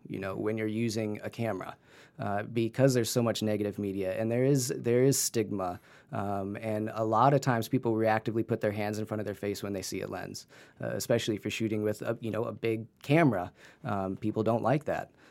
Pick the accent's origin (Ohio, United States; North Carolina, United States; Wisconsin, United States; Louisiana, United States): Ohio, United States; Canton; also born or lived in New Zealand; a high-end photography gallery in, in Canton, Ohio, in my hometown